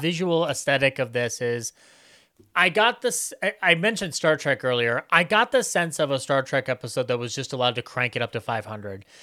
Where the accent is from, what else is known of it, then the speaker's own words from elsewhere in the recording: United States; me as an American